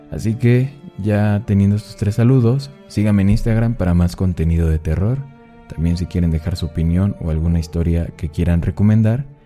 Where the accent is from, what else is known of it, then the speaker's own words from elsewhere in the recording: Mexico; Yo, yo también soy de México y ella ama el contenido